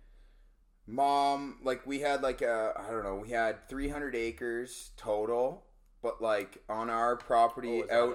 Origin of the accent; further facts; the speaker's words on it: South River, Ontario, Canada; growing up in South River